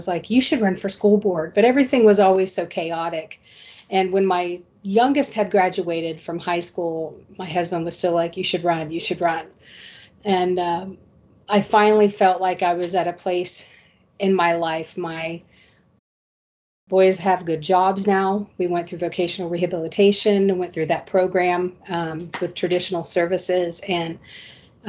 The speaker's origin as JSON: {"language": "English", "region": "Central Ohio", "country": "United States", "tie": "born or raised there", "moved": "as an adult", "lives_now": "Pinellas County, Florida, United States", "said": "I was born and raised in Central Ohio. I relocated here to Pinellas County, Florida in 2007."}